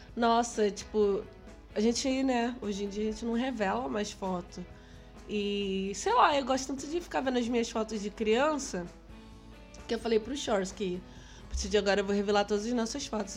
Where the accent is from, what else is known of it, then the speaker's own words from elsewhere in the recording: Rio de Janeiro, Brazil; Sou carioca, a gente ia muito pra praia à noite com meus amigos e violão